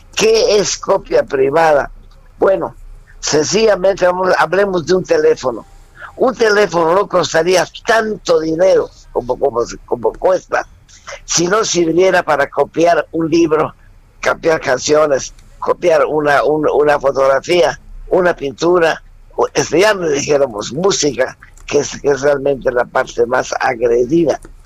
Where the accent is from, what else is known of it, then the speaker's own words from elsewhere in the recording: Mérida, Yucatán, Mexico; a los 12 años comienzo a trabajar en Mérida, Yucatán, con un grupo infantil con un grupo de puros muchachos de mi edad